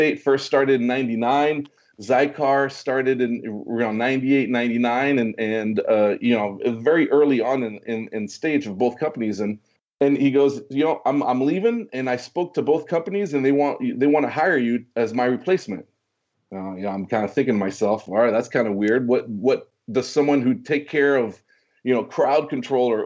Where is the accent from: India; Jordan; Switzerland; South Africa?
Switzerland; moved away; also born or lived in Orange County, California; I speak fluent French because I was born in Switzerland.